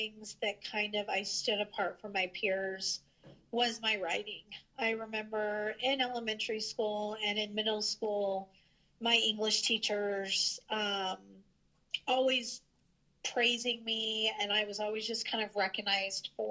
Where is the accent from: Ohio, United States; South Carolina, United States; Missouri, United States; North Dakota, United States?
Missouri, United States; St. Joseph; my husband and I moved back to my hometown